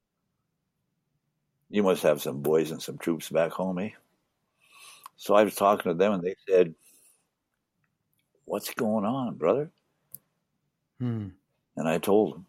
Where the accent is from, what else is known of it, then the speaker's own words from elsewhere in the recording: One Arrow First Nation, Saskatchewan, Canada; also born or lived in Winnipeg, Manitoba; now in Alberta, Canada; I was born on One Arrow.